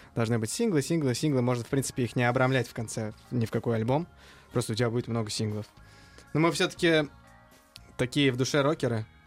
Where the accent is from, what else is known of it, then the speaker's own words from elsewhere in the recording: Uzbekistan; как истинный узбек